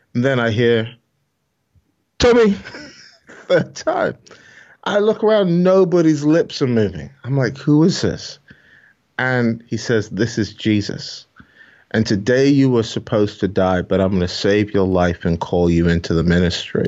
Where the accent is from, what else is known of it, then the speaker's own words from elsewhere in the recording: Glasgow, Scotland, United Kingdom; accent: Scottish; also born or lived in Nigeria; I grew up in Glasgow